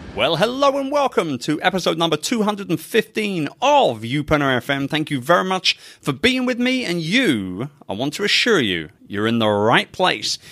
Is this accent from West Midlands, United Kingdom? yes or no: no; London, United Kingdom; moved away; I'm a very proud Brit, born and raised in London